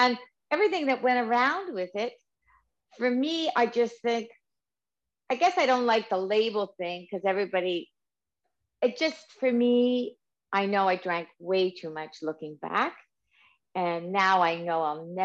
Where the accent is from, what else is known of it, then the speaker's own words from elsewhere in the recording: Canada; I'm Canadian.